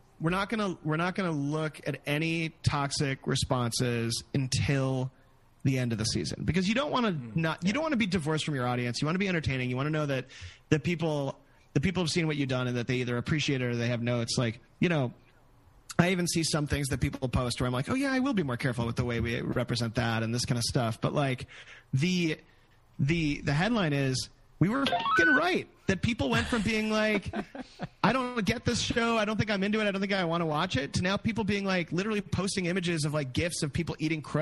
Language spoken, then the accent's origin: English; Chicago, Illinois, United States; I grew up in Chicago too.